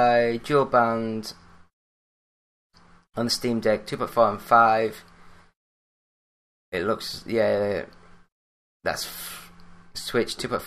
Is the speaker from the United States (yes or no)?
no; Yorkshire and the Humber, United Kingdom; I am British. I am from Yorkshire